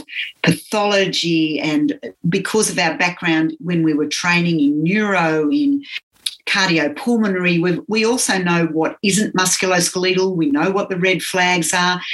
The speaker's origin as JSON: {"language": "English", "country": "Australia", "said": "I was teaching physiotherapy and, you know, I came from Australia"}